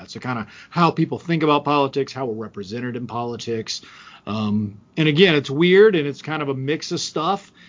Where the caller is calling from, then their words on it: Cullowhee, North Carolina, United States; I'm talking from Cullowhee, North Carolina.